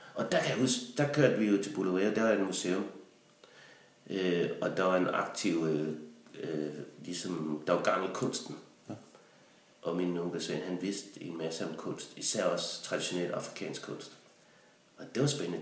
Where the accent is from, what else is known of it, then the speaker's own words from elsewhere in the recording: Denmark; var jeg jo hjemme i Danmark igen